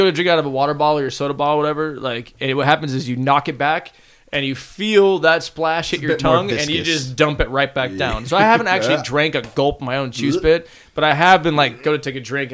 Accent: United States; I'm from America

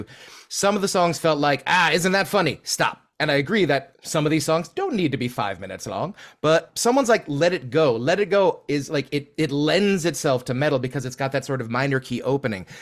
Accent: United States; as an American

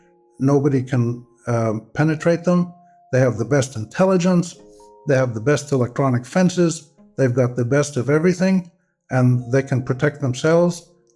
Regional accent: New York, United States; born there; I'm a Palestinian-American. I was born in New York, but my family is from Nazareth in Palestine, now Israel. And we've been there for about almost 300 years.

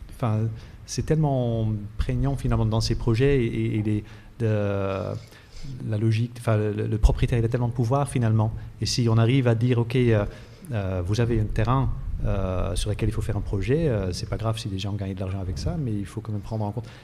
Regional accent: Netherlands; moved away; je viens des Pays-Bas euh, moi-même

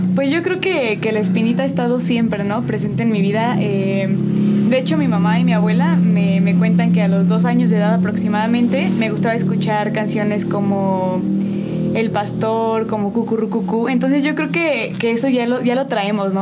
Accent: State of Mexico, Mexico; now in San Juan del Río, Mexico; yo soy originaria del Estado de México, pero llevo ya muchísimo tiempo viviendo aquí en San Juan del Río

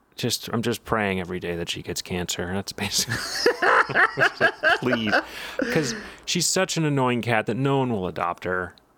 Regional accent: Texas, United States; I'm from Texas, and it's a bit weird to see a Confederate flag in New York.

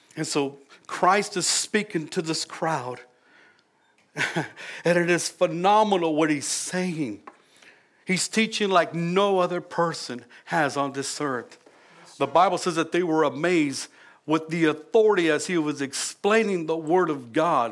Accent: California, United States; now in Louisiana, United States; we're originally from California

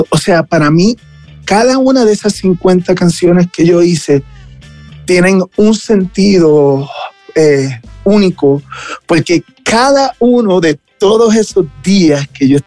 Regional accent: Mexico; el no poder estar en, en mi país, porque México es mi país, ¿entiendes? ¿Sabes? Es mi casa

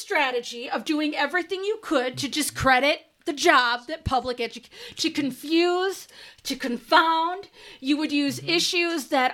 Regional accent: Detroit, Michigan, United States; I grew up in Detroit

